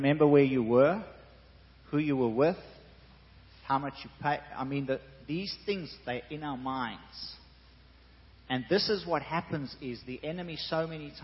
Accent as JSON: {"language": "English", "country": "South Africa", "said": "I'm South African."}